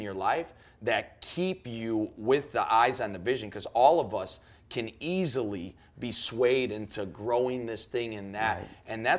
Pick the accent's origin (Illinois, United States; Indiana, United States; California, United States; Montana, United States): Illinois, United States; Chicago; I'm from Chicago